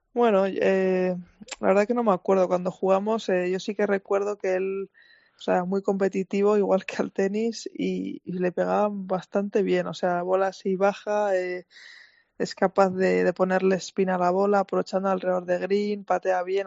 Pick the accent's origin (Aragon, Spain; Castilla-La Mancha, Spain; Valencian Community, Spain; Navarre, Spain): Navarre, Spain; Ulzama valley; moved away as an adult; now in United States; soy de, de la Reinzar, que es un pueblo en el valle de, Dulzama Ulzama, en, en, Navarra, cerca de Pamplona. Y sí, allí, allí, he vivido toda mi vida hasta los 18 años